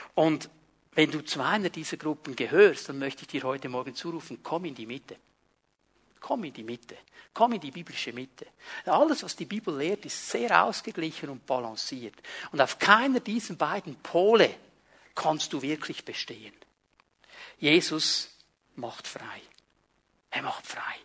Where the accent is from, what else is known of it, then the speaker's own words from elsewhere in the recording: Switzerland; Ich war meine ganze Jugend in diesem kleinen Dorf, wo ich aufgewachsen bin, der Cink, der Außenseiter, der Itaker, der nichts zu sagen hatte